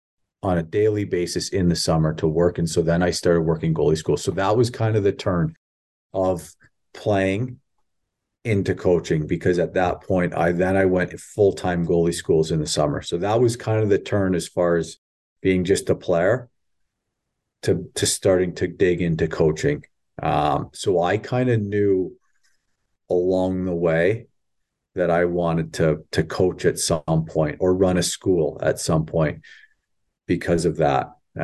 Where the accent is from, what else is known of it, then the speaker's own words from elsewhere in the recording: Ontario, Canada; I grew up in Southern Ontario. I met my wife at Windsor, in University of Windsor, and I went up north, so I knew no one.